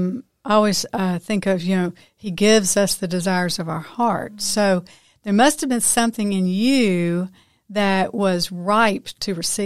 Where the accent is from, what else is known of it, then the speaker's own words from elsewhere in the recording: Memphis, Tennessee, United States; I grew up in the Memphis area, and we were 8 hours from the beach.